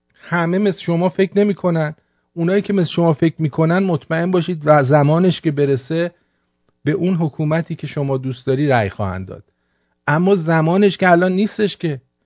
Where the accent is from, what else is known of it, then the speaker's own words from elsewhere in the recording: Iran; من ایرانیم